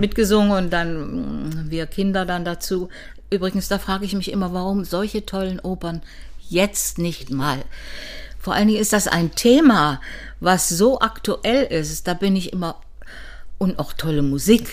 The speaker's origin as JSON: {"language": "German", "town": "Weimar", "region": "Thuringia", "country": "Germany", "tie": "born or raised there", "also_born_or_lived": "Cottbus / Leipzig", "moved": "yes", "lives_now": "Dresden, Germany", "said": "dann bin ich mit nach Weimar gegangen und bin dort eigentlich in die Schule gekommen in Weimar"}